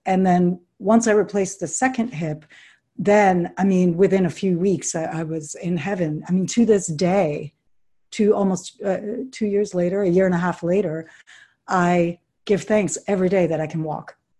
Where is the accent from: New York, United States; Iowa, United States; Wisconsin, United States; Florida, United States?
New York, United States; New York City; I grew up in New York City